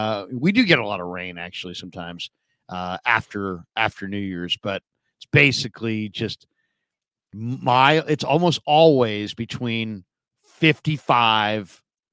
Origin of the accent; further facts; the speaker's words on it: San Francisco, California, United States; also born or lived in Walnut Creek, California; I grew up in the Sunset District of the city, right? You know, literally 15 blocks from the edge of the continent, you know, right there off the Pacific Ocean. And it was mm-hmm. foggy and cold in the summertime.